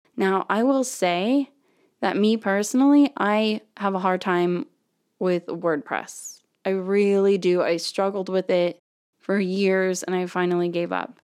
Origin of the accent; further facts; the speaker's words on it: Florida, United States; now in Texas, United States; where I grew up in Florida, the school district is the entire county